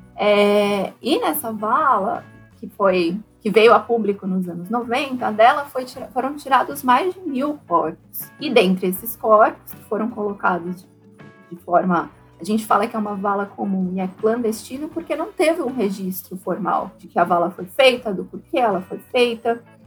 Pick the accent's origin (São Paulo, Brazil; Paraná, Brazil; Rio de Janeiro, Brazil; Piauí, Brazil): São Paulo, Brazil; Se eu, que vim de São Paulo, já ficava impactada